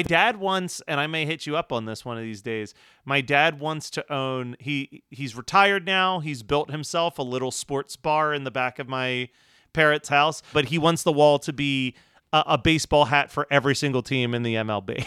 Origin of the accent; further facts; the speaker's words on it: Philadelphia, Pennsylvania, United States; growing up in Philly